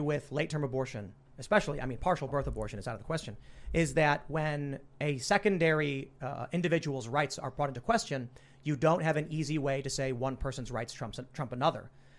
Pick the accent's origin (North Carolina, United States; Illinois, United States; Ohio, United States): Illinois, United States; Chicago; Inequality among marginalized races growing up in Chicago and experiencing it.